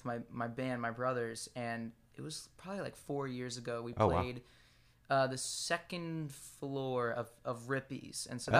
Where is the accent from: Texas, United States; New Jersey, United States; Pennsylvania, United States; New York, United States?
Pennsylvania, United States; Lancaster; moved away as an adult; now in Nashville, United States; it was Pennsylvania. I grew up in Lancaster, Pennsylvania. It's okay. Amish country.